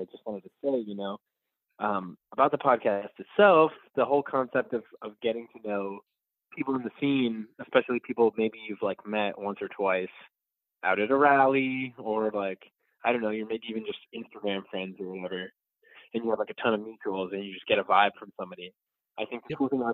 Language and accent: English; Rhode Island, United States; I grew up in Rhode Island